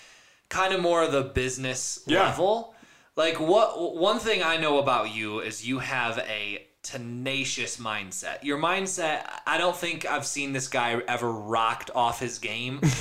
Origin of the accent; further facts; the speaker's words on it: East Coast, United States; I grew up on the East Coast